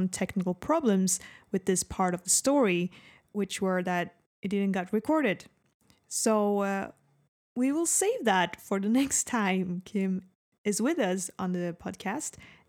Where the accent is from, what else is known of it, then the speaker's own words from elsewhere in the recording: United States; I meant American, but I'm American